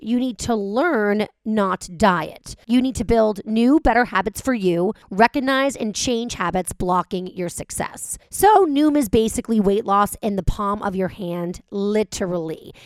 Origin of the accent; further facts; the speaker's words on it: Los Angeles, California, United States; I live here, this is my hometown, I'm from here